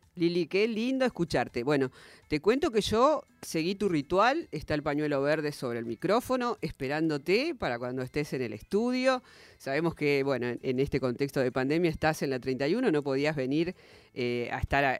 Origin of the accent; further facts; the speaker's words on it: Santa Fe, Argentina; Yo vengo de Santa Fe